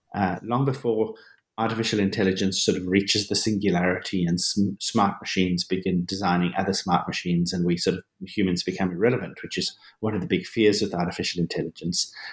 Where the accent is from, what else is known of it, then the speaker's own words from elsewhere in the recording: Johannesburg, Gauteng, South Africa; I was born and I grew up in South Africa, in Johannesburg, South Africa